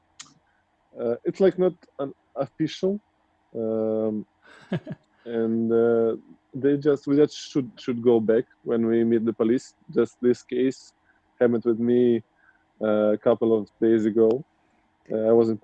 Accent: Moscow, Russia; English is a second language; I'm currently in Russia, in Moscow, in my hometown

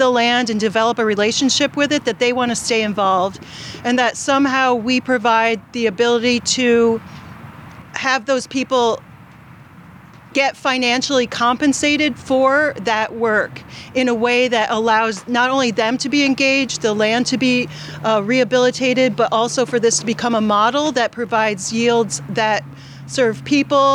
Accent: New York, United States; moved away as an adult; also born or lived in Massachusetts; now in York County, Pennsylvania, United States; I grew up in New York State

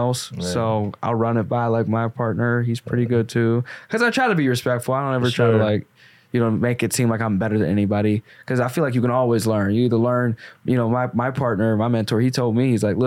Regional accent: Arkansas, United States; I grew up in Arkansas

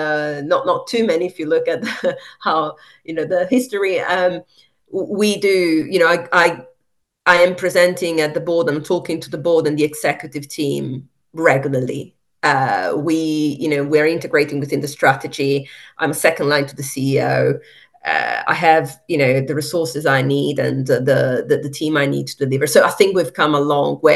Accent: Italy; moved away; also born or lived in Ecuador; I'm from Italy

